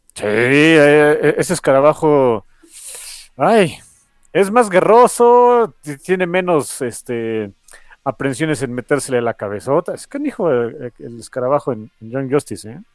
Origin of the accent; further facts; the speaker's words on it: Mexico; soy mexicano